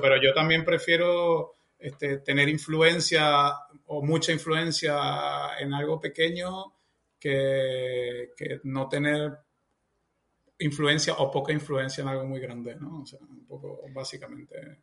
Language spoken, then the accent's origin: Spanish; Venezuela; now in Spain